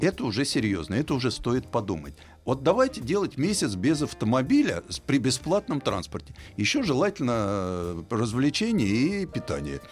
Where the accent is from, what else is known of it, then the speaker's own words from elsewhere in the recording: Moscow, Russia; Ну, я москвич.